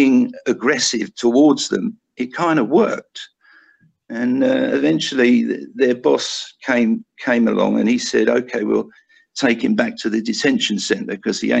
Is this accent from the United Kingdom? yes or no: yes; United Kingdom; moved away; me being a Brit